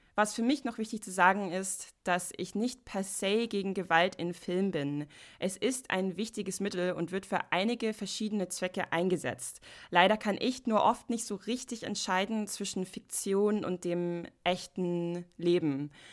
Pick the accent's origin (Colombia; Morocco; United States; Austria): United States; German is a second language; moved away; ich komme aus Amerika